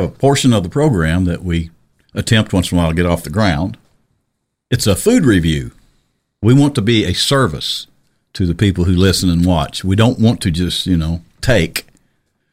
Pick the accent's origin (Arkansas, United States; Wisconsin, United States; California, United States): Arkansas, United States; Little Rock